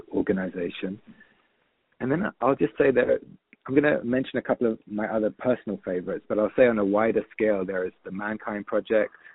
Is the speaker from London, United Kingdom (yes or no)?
yes; London, United Kingdom; moved away as an adult; also born or lived in San Francisco; growing up in London